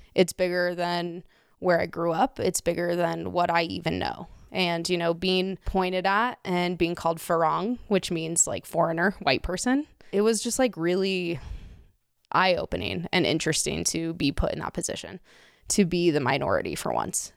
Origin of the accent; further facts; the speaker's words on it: Golden, Colorado, United States; moved away as an adult; also born or lived in Thailand; I grew up in Golden, Colorado, which is a very white place